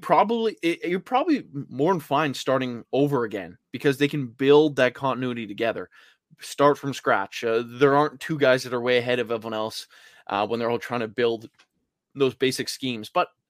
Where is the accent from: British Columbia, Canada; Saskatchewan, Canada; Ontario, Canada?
British Columbia, Canada; Vancouver; I'm from Vancouver.